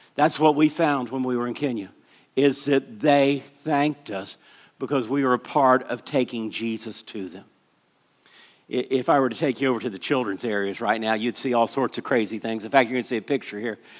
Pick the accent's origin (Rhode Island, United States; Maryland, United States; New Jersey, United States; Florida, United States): Florida, United States; Orlando; I grew up in Orlando, Florida